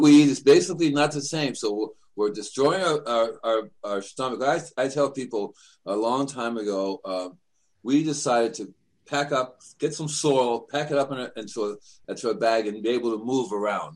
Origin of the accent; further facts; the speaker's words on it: New York City, New York, United States; also born or lived in Puerto Rico / Cuba; I'm from New York City, and they would send me to Puerto Rico or Cuba in the summertime